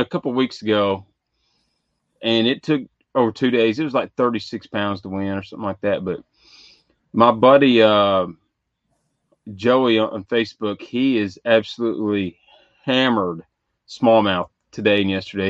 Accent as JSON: {"language": "English", "region": "Western Kentucky", "country": "United States", "said": "I am from Kentucky, Western Kentucky"}